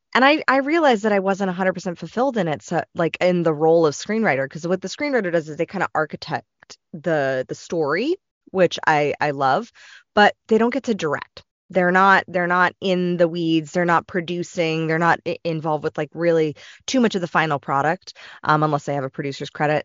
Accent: Los Angeles, California, United States; growing up in Los Angeles

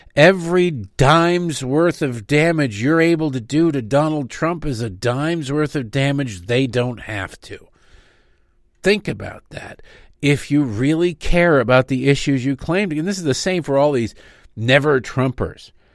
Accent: Michigan, United States; where I grew up in Michigan.

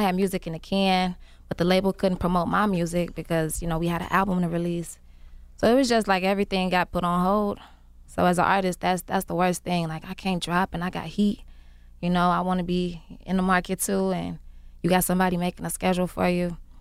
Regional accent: Chicago, Illinois, United States; I've been making music for a long time. I'm from Chicago

